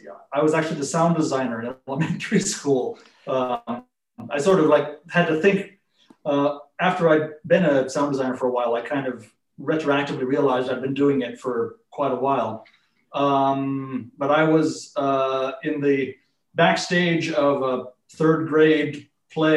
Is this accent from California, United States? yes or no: yes; Cupertino, California, United States; I born in Stanford Hospital, grew up in Cupertino, which is in the South Bay